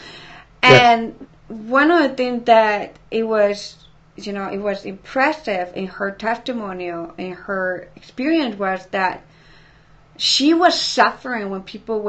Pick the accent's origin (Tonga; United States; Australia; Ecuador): Ecuador; moved away; I'm from Ecuador